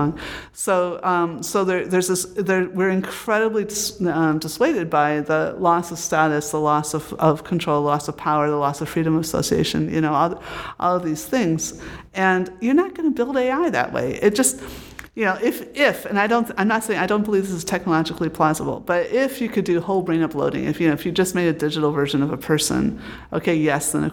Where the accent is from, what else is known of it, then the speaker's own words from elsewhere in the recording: United States; moved away as an adult; also born or lived in Britain; when I came here again as an American